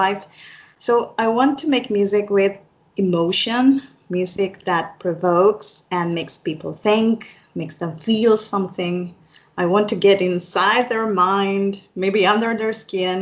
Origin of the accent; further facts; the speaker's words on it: Argentina; I am from Argentina here in South America